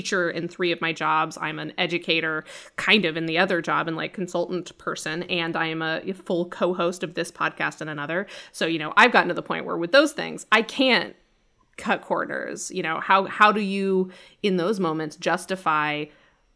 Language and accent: English; Colorado, United States; moved away; I was in Colorado for 3 weeks this year, and it was just in my childhood home. And I don't particularly like my hometown